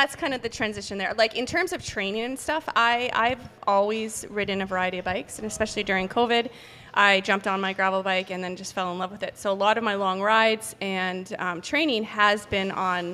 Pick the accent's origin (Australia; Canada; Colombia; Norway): Canada; moved away as an adult; also born or lived in United States; Before I left Canada, because I'm from Canada, I went to school